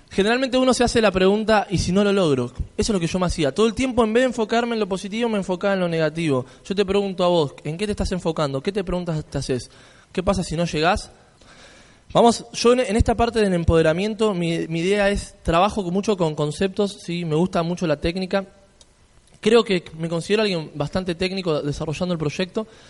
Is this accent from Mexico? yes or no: no; Argentina; yo si vengo desde Argentina